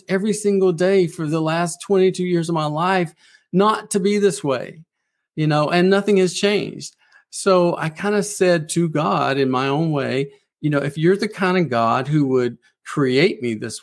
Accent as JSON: {"language": "English", "region": "South Carolina Lowcountry", "country": "United States", "tie": "born or raised there", "moved": "as an adult", "lives_now": "Nashville, United States", "said": "I grew up in the South in a very strict religious Pentecostal environment"}